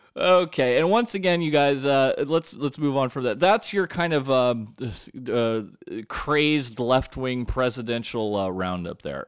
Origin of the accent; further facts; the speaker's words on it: United States; I'm American through and through